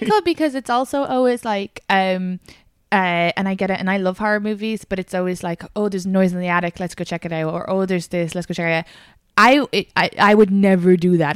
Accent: Kildare, Leinster, Ireland; accent: Irish; now in United States; I'm from Kildare.

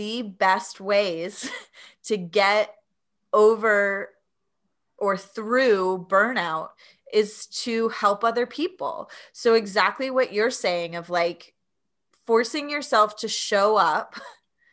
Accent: East Tennessee, United States; accent: Appalachian; I was born and raised in East Tennessee and in the Appalachian accent, which I don't have very much

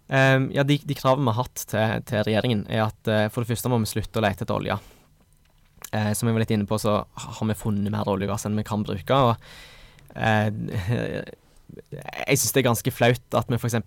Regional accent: Stavanger, Rogaland, Norway; Jeg kommer fra Stavanger

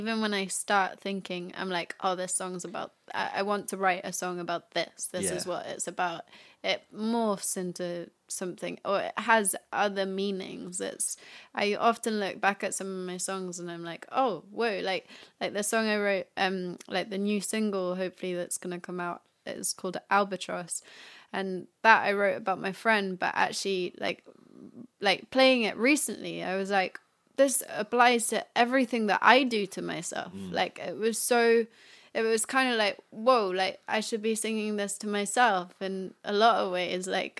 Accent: Paris, Île-de-France, France; Oh yeah, I grew up in Paris.

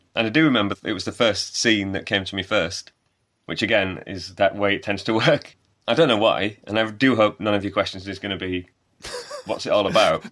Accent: Wakefield, Yorkshire and the Humber, United Kingdom; also born or lived in Bradford / Leeds; I was born in Wakefield, grew up in Wakefield, live in Bradford, have lived in Leeds.

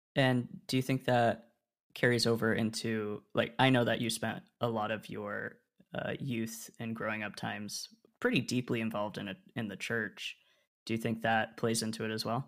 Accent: Oregon, United States; moved away as an adult; also born or lived in Rhode Island / Illinois; we moved from Rhode Island to Oregon when I was four or five? And then I spent the rest of my childhood in the same spot

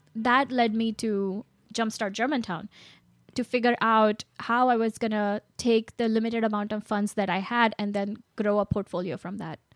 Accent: India; moved away; I grew up in India

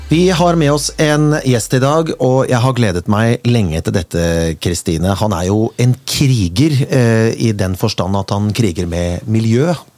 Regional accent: Kongsberg, Buskerud, Norway; moved away; jeg kommer fra Kongsberg opprinnelig

